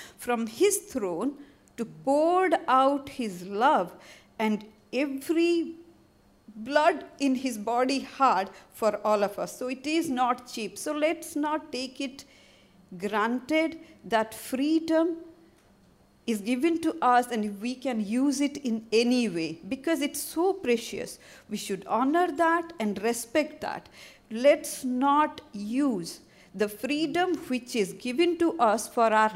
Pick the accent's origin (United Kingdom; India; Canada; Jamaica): India; moved away; as my color shows, I'm from India